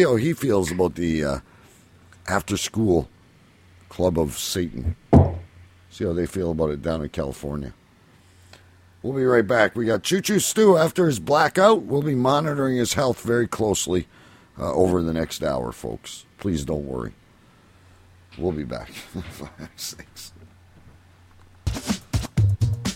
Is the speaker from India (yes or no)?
no; Canada; I'm Canadian.